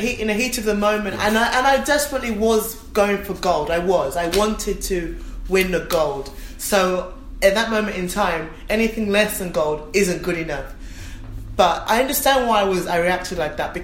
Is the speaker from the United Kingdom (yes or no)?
yes; London, United Kingdom; born and raised in Stratford. You know, my family home is still a mile from the stadium